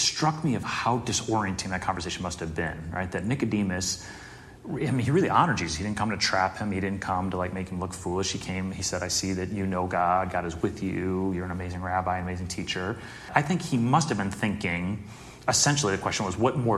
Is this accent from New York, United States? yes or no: no; Chicago suburbs, Illinois, United States; I'm in the Chicago suburbs